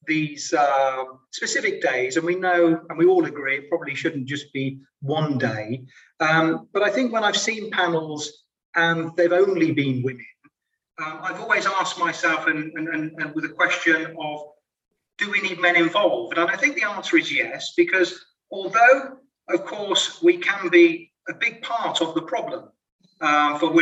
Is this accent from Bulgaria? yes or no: no; United Kingdom; moved away as an adult; also born or lived in London, England / Sydney, Australia; now in Luxembourg; I'm British